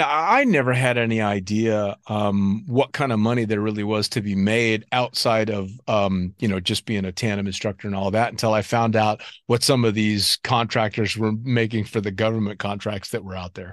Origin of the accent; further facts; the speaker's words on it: United States; being in Cross Keys as an American